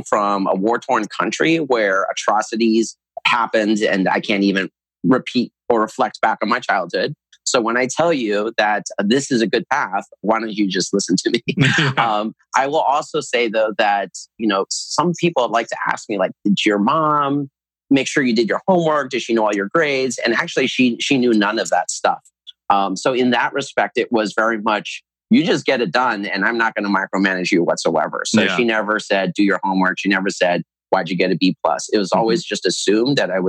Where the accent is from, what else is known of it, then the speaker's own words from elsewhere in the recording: United States; I was born in the United States